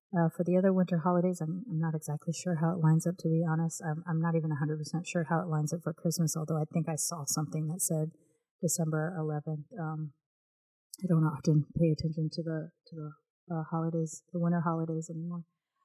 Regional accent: United States; born there; I did grow up with my British grandmother living with us on and off in my childhood, I'm still American-born

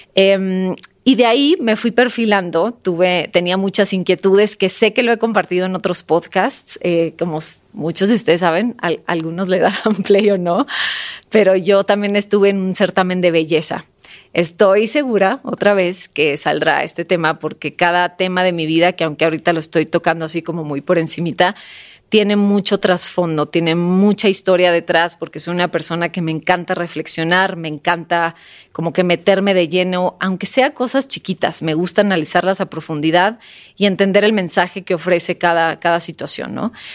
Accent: Sonora, Mexico; moved away as an adult; now in Mexico City, Mexico; yo soy sonorense, yo nací en un pueblito en Sonora y eh, a los 20 años me vine a la Ciudad de México

